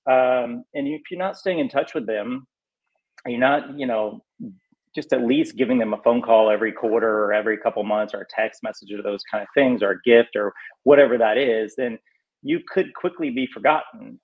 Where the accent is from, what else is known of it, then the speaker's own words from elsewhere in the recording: North Carolina, United States; moved away as an adult; now in Los Angeles, United States; I just grew up in southern. You know, I'm from North Carolina.